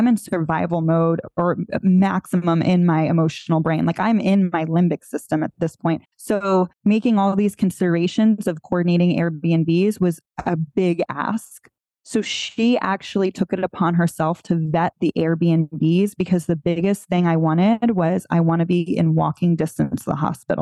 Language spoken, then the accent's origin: English; South Florida, United States; I'm born and raised in South Florida